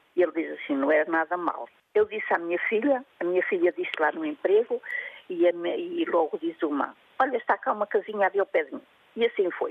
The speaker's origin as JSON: {"language": "Portuguese", "town": "Mogadouro", "region": "Bragança District", "country": "Portugal", "tie": "born or raised there", "moved": "as an adult", "lives_now": "Vila Real, Portugal", "said": "Eu sou de Mugadouro, nascida e criada"}